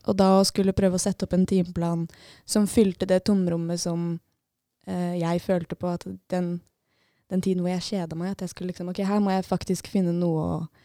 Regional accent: Lillestrøm, Akershus, Norway; moved away as an adult; now in Bodø, Norway; Jeg er fra Lillestrøm. Eller fra Skedsmokorset rett ved Lillestrøm

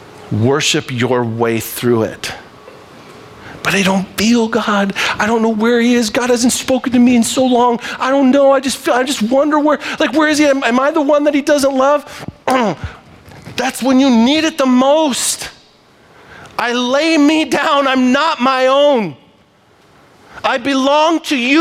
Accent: Libby, Montana, United States; I am from Libby, Montana

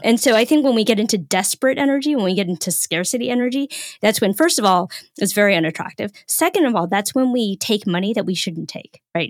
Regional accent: Northern California, United States; I'm from Northern California, so I speak fluent Woo-Woo

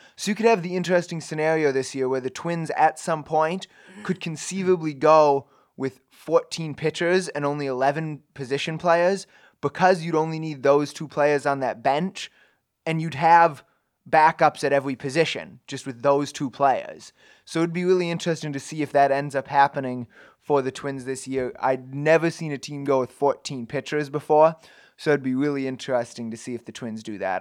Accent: Minnesota, United States; now in Ames, United States; I grew up in Minnesota

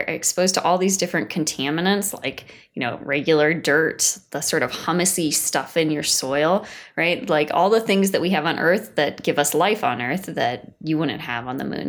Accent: Washington, United States; moved away; I'm from Washington State originally

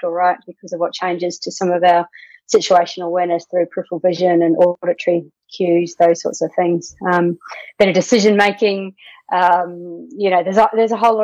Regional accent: New Zealand; moved away as an adult; now in Australia; I'm a Kiwi, so from New Zealand originally, live in Australia.

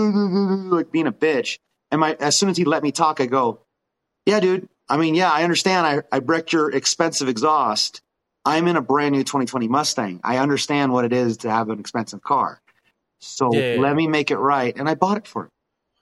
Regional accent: New Zealand; moved away; when I grew up in New Zealand.

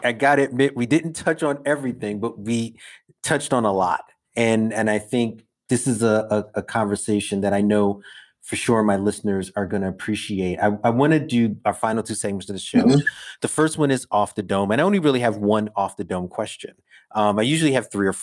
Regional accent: New York, United States; growing up in New York in the 80s

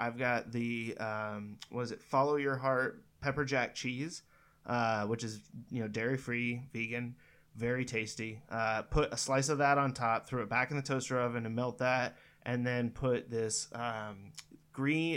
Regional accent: Northern California, United States; I grew up in Northern California

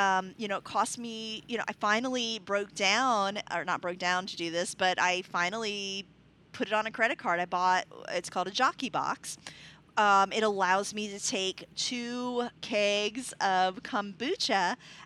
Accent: Nashville, Tennessee, United States; now in Murfreesboro, United States; we're not from this community. I'm from Nashville

